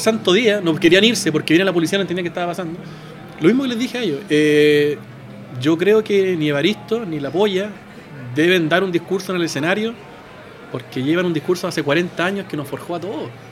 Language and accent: Spanish; Chile; somos de Chile